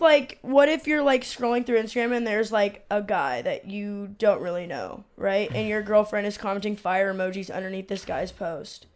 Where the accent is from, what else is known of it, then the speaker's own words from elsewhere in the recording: San Diego, California, United States; I'm from San Diego, uh, but my but I'm Mexican